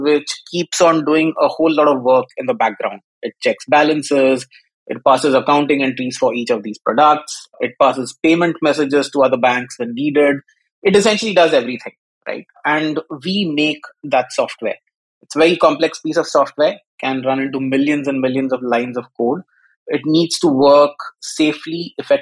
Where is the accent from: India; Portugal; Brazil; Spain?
India; moved away as an adult; also born or lived in Africa / Malaysia / Singapore / United Kingdom; now in London, United Kingdom; Grew up in India, so I am Indian by ethnicity, but I've lived all over the world.